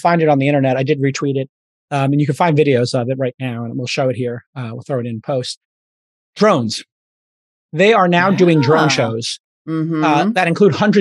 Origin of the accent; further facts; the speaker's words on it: New York City, New York, United States; I'm a kid from Brooklyn